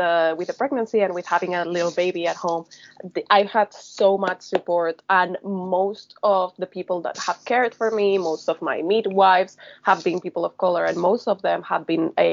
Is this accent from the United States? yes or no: no; Spain; now in United Kingdom; I'm from Spain